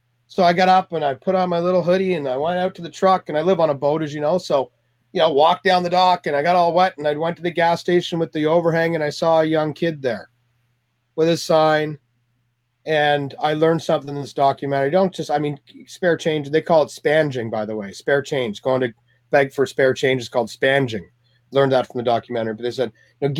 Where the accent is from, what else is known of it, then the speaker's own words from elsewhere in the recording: Canada; moved away as an adult; also born or lived in Toronto; now in California, United States; I'm Canadian